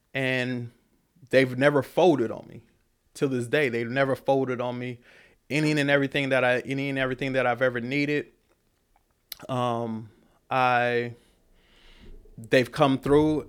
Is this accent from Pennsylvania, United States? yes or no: no; Killeen, Texas, United States; moved away as an adult; also born or lived in Oakland, California; I'm from Killeen